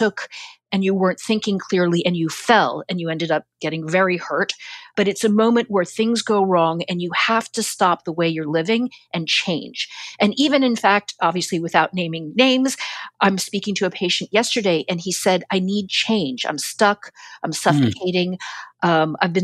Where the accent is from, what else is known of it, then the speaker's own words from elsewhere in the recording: New York, United States; as a New Yorker